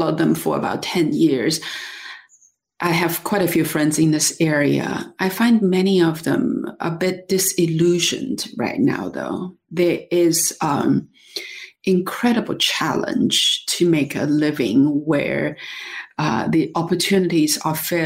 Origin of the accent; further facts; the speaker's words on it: Dali, Yunnan, China; my hometown of Dali in Yunnan, China